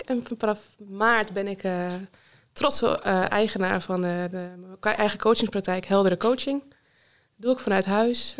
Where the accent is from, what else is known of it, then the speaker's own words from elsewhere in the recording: North Holland, Netherlands; moved away as an adult; also born or lived in Leeuwarden / Friesveen, near Almelo; now in Vriezenveen, Netherlands; Ik ben, oorspronkelijk kom ik dus uit Noord-Holland